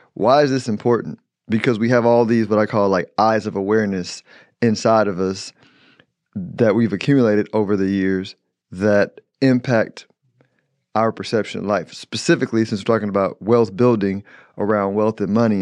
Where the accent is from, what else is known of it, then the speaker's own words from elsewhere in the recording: Houston, Texas, United States; I'm from Houston